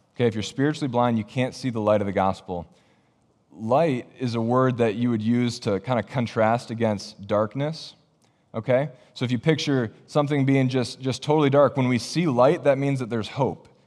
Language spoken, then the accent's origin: English; Michigan, United States; moved away as an adult; also born or lived in Ohio; now in Iowa, United States; my family and I, we're originally from Michigan.